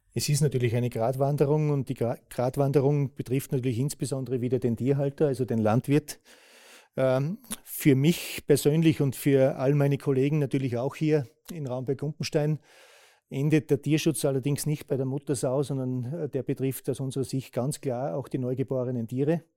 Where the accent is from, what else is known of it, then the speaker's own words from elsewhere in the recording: Austria; bei uns in Österreich